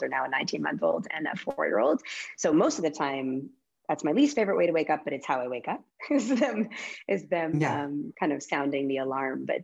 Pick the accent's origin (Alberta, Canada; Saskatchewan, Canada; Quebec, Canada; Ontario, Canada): Alberta, Canada; Calgary; moved away as an adult; also born or lived in Winnipeg, Manitoba / Vancouver, British Columbia / Los Angeles, United States; now in Boise, United States; I grew up all the way through university in Calgary